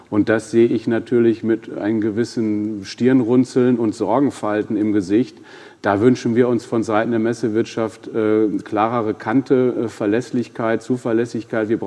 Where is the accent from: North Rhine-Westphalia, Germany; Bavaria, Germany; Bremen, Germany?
North Rhine-Westphalia, Germany; Ja, wir, wir kommen ja aus Ostwestfalen und ich tue mich da mit Superlativen, wie Sie wissen, da immer schwer.